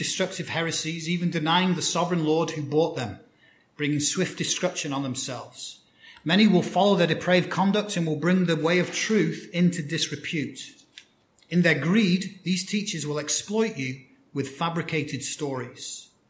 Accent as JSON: {"language": "English", "country": "United Kingdom", "tie": "born or raised there", "moved": "yes", "said": "one of the things I loved about growing up on Christmas Day for me was we'd have our Christmas lunch. It's kind of more customary in the UK"}